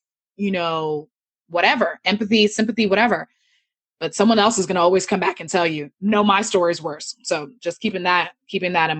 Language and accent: English; United States; also born or lived in Nigeria (ancestry); as a Nigerian American, I was raised in a household that taught, that was raised, I was raised in a Nigerian cultural way, even though I lived in America